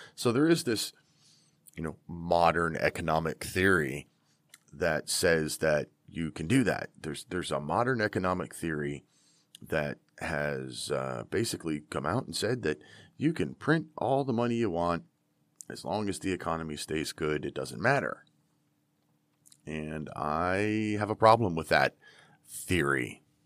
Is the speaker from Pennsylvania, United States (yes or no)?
yes; Pennsylvania, United States; I am from Pennsylvania